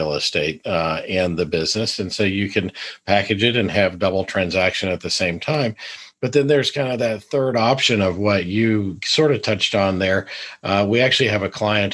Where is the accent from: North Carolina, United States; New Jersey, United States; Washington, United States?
North Carolina, United States; I grew up in North Carolina